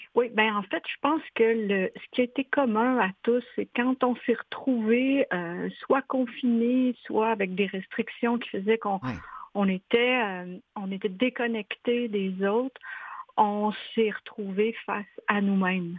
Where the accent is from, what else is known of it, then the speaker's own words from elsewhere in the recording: Quebec, Canada; moved away as an adult; also born or lived in Montreal, Canada; now in Switzerland; je suis québécoise